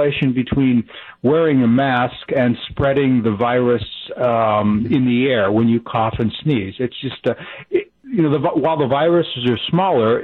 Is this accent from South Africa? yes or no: no; United States; also born or lived in Japan / Montello, Wisconsin; as an American